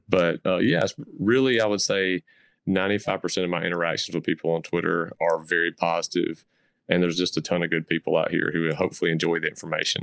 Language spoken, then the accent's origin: English; the South, Southern United States, United States; accent: Southern; I grew up in the South and, um, I call the South my home